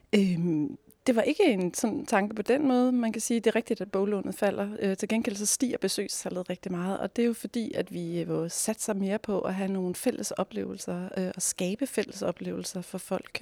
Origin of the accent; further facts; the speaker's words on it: Næstved, Zealand, Denmark; jeg selv er barnefødt i Næstved